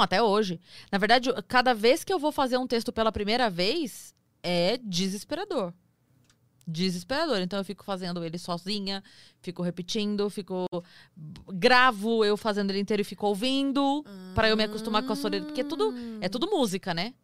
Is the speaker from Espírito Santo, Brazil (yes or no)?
no; Sorocaba, São Paulo, Brazil; eu sou de Sorocaba